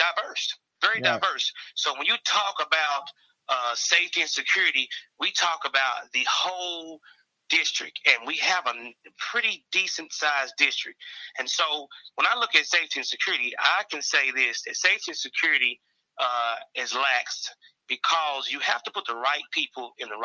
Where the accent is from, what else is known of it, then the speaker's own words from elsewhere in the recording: Knoxville, Tennessee, United States; I am a native of Knoxville. I am a seventh generation in this town.